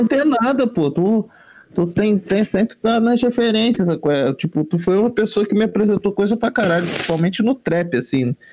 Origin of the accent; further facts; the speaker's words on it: Baixada Fluminense, Rio de Janeiro, Brazil; also born or lived in Japeri; mesmo eu estando sempre na Zona Norte, eu sou da Baixada